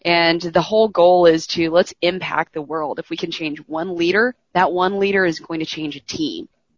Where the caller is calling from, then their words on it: Houston, Texas, United States; I am calling in from Houston.